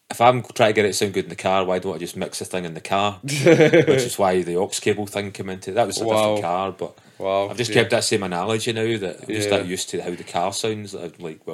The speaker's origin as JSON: {"language": "English", "region": "Scotland", "country": "United Kingdom", "said": "particularly being Scottish, right?"}